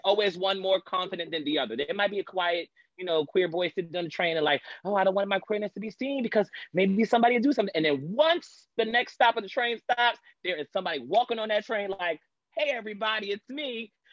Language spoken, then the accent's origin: English; Long Island, New York, United States; I'm from Long Island, New York, uh, born and raised in New York